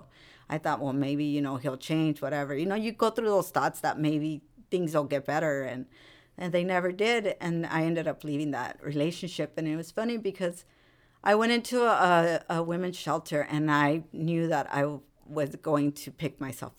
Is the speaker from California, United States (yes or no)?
yes; Rosemead, California, United States; And so that's where I come from. I mean, I grew up in Rosemead too.